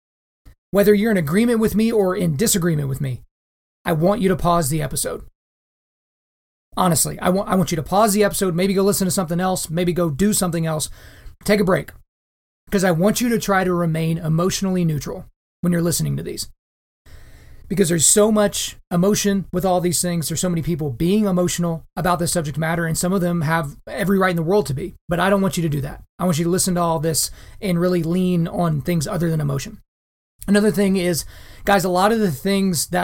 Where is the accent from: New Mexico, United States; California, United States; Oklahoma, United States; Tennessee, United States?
Oklahoma, United States; Lawton; I grew up in a surprisingly diverse town in Southwest Oklahoma.